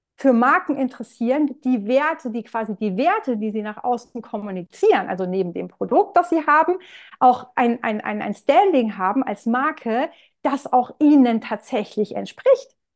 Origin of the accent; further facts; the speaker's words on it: Rhineland-Palatinate, Germany; komme aus der Pfalz